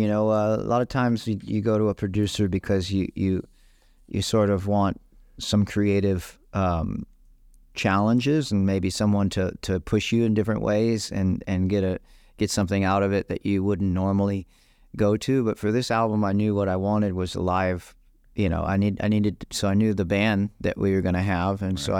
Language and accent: English; Maui, Hawaii, United States; also born or lived in Austin, Texas; I was born in Austin, Texas, but I had my first birthday in Hawaii, in Maui. And I did my early schooling in both places. And then when I got to junior high, I was in Maui most of the time.